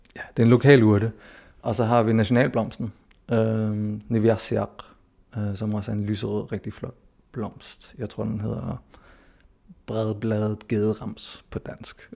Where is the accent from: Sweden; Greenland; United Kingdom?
Greenland; also born or lived in Denmark; jeg er født og opvokset her, jeg føler mig hjemme her